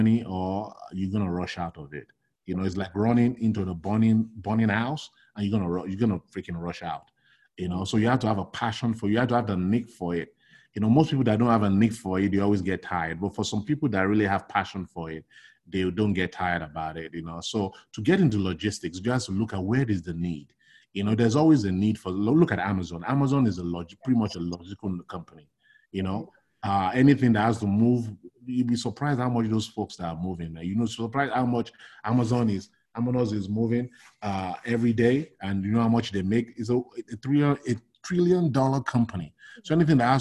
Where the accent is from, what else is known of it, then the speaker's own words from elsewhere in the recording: Nigeria; moved away as an adult; also born or lived in New York, United States; now in United States; I was born and raised in Nigeria. I grew up in Nigeria. I did all my formative education in Nigeria. Then I migrated to the United States in 1996.